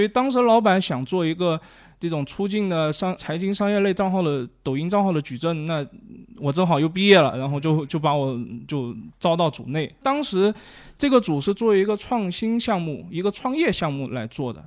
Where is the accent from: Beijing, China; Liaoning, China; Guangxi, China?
Guangxi, China; 我广西人嘛